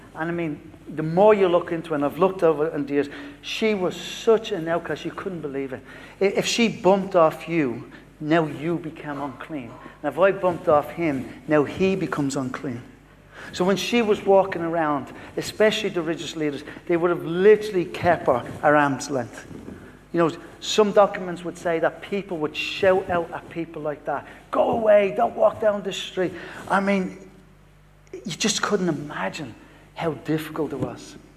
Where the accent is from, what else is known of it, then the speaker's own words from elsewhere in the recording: Dublin, Leinster, Ireland; moved away; From Dublin, but I, I live here in South